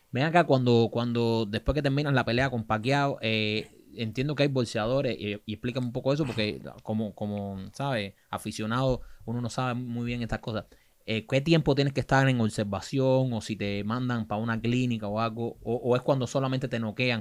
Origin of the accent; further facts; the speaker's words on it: Cuba; como cubano